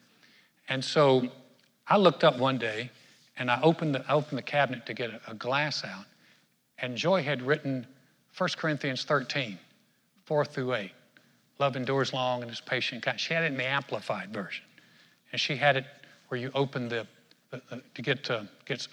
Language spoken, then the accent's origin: English; North Carolina, United States; where I grew up in North Carolina